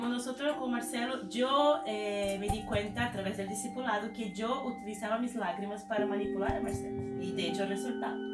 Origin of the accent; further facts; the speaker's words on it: Brazil; now in Chile; no lloran tanto como nosotros brasileñas